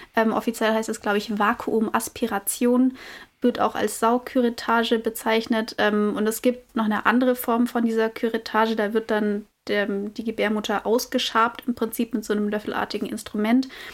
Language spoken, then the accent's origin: German; Germany; bei uns in Deutschland